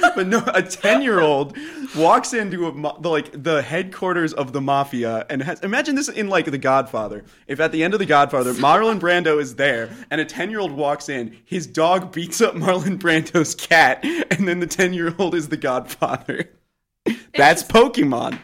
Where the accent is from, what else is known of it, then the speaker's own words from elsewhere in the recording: Columbia, Missouri, United States; now in Iowa, United States; I was born and raised in Columbia, Missouri, home of the Mizzou Tigers